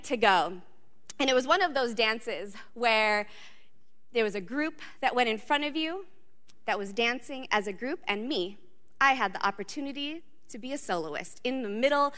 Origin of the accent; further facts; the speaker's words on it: Southern California, United States; moved away; I grew up in Southern California